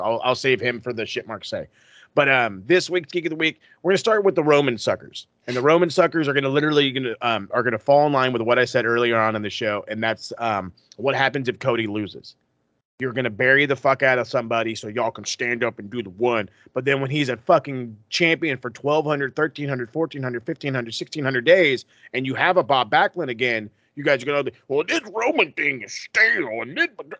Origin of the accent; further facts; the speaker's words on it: Canada; Because we're Canadian.